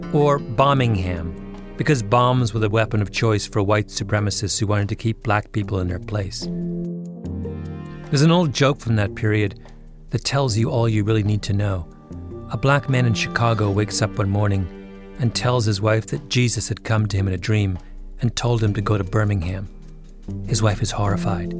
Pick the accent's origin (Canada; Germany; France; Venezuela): Canada; moved away as an adult; now in United States; I'm Canadian.